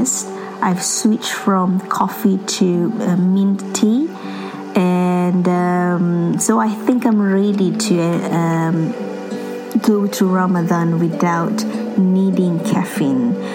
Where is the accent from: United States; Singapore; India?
Singapore; now in England, United Kingdom; I'm from Singapore but currently based in England.